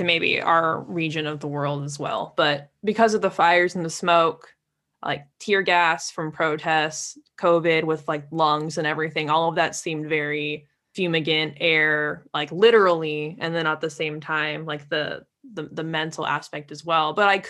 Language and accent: English; California, United States; Yeah, I grew up around Lake Tahoe, just south of there in California.